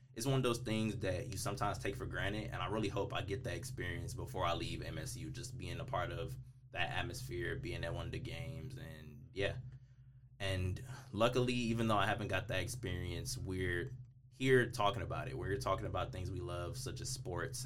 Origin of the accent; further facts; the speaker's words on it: Detroit, Michigan, United States; I'm from Detroit